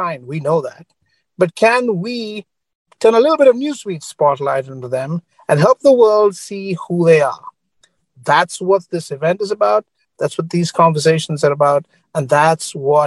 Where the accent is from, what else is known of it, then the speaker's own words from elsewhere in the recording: Sri Lanka; moved away; I grew up in Sri Lanka.